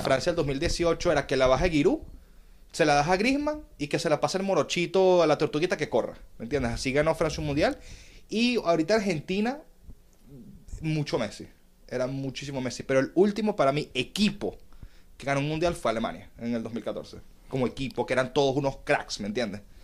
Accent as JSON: {"language": "Spanish", "town": "Caracas", "region": "Capital District", "country": "Venezuela", "said": "Yo nací en Venezuela. Soy de Caracas."}